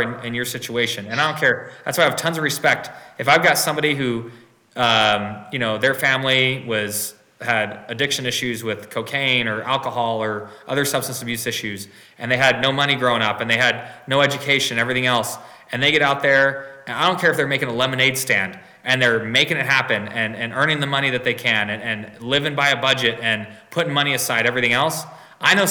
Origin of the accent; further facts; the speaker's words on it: United States; also born or lived in Hungary; I was born in the United States